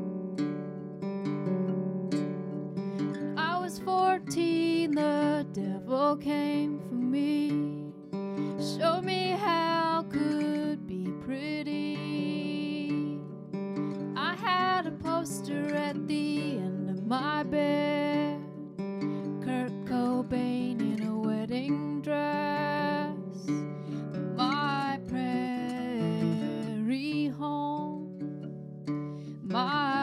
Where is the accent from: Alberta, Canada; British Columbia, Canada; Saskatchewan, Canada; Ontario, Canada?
Alberta, Canada; Calgary; now in Victoria, Canada; my hometown, Calgary, Alberta